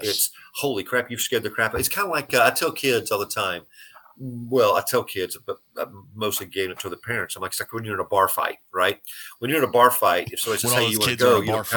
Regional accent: San Angelo, Texas, United States; growing up in San Angelo, but I was in San Angelo for about 20 years

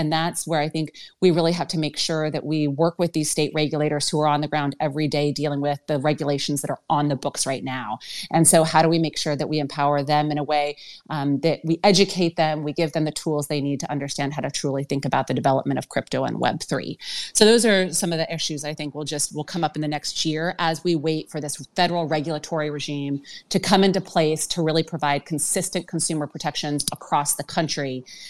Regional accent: Wyoming, United States; I'm from Wyoming, so I have to give a shout out to the cowboy state

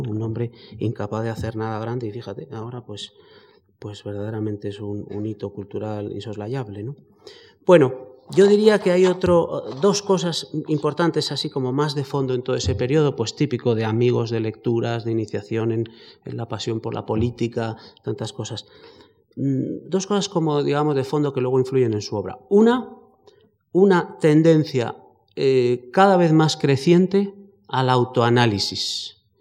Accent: Spain; somos españoles

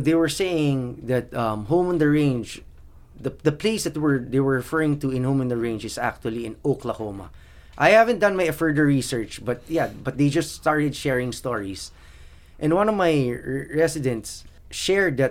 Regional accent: Philippines; I was born in the Philippines. My parents had 7 kids. I was the 6th of 7. We didn't really have much

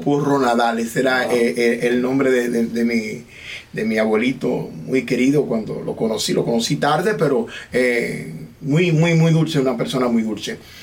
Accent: Dominican Republic; now in United States; nosotros los dominicanos

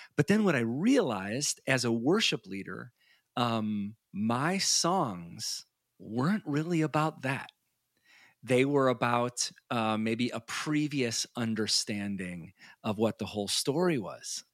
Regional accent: Chicago, Illinois, United States; moved away; I grew up in the Chicago area

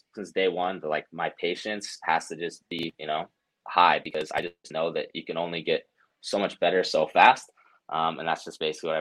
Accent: Cedar City, Utah, United States; I'm from Cedar City, so that's actually where I was born and raised. And then I've just moved up to the northern part of Utah.

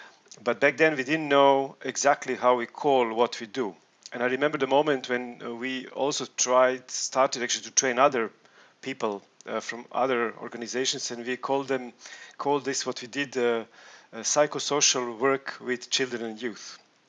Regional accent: Belgrade, Serbia; I'm coming from Belgrade, Serbia.

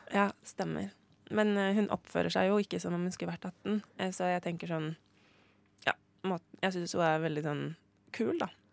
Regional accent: Oslo, Norway; jeg er jo fra Håndlia

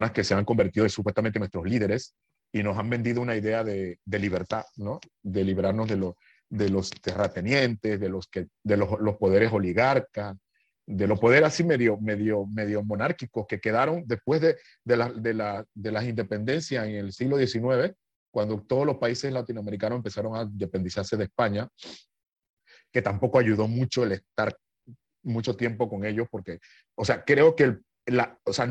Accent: Panama; moved away as an adult; also born or lived in Italy / Nicaragua; el medio donde yo nací, ¿no? Eh, Panamá es un país joven, eh, tiene 115 años de vida republicana

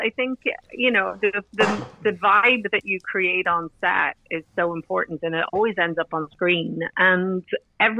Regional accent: Monaghan, County Monaghan, Ireland; now in Glasgow, United Kingdom; I grew up in Monaghan

